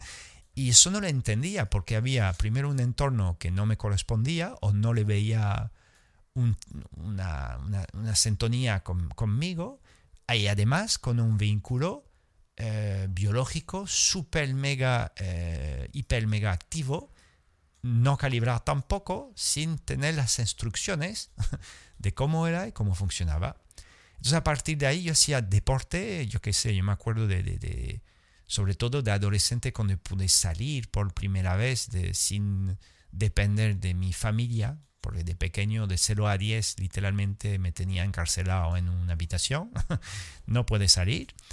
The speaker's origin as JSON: {"language": "Spanish", "country": "France", "tie": "born or raised there", "second_language": "Spanish", "moved": "yes", "lives_now": "Andalusia, Spain", "said": "nací en Francia, poca sangre latina tenía"}